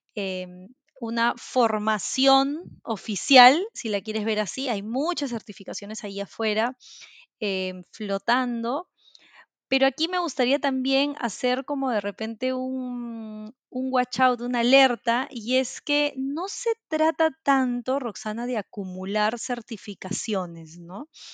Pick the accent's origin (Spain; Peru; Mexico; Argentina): Peru; soy de Perú, vivo en Lima actualmente